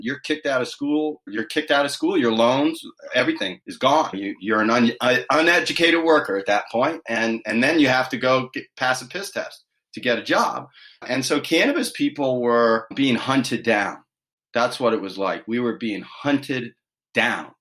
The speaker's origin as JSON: {"language": "English", "town": "Washington", "region": "District of Columbia", "country": "United States", "tie": "born or raised there", "moved": "as an adult", "lives_now": "California, United States", "said": "I grew up in Washington, D.C. area, so I was very far from home."}